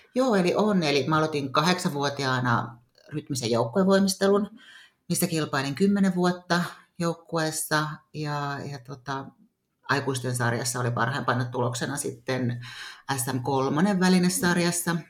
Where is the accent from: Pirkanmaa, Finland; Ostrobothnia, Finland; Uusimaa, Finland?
Pirkanmaa, Finland; Tampere; now in Nokia, Finland; Juuri Tampereella olen syntynyt ja, ja tota, asunut lapsuuden Hervannassa